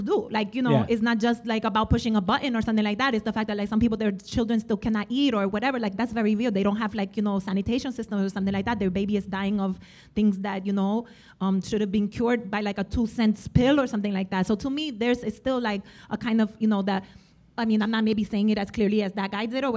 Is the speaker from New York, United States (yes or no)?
yes; New York, United States; I am a New Yorker and everything like that, but really, I mean, my family, I'm Dominican, and I'm also half Puerto Rican